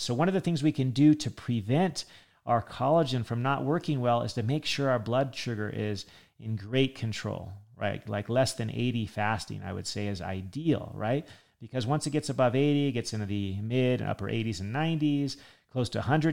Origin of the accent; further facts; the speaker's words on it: California, United States; I grew up in California